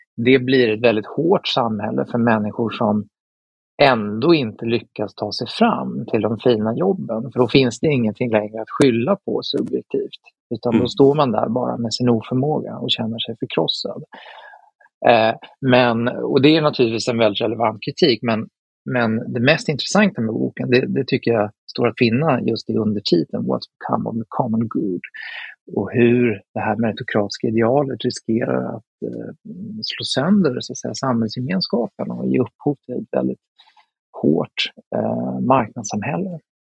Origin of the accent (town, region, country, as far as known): Sweden